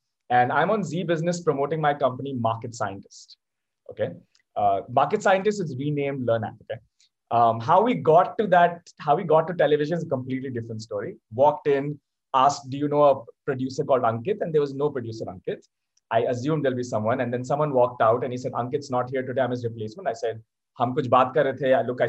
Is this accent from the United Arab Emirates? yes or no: yes; Abu Dhabi, United Arab Emirates; born there; also born or lived in Singapore / Malaysia / Delhi, India; I was born in Abu Dhabi, moved to Africa, Singapore, Malaysia, and then we came to India, Chanakyapuri, Delhi.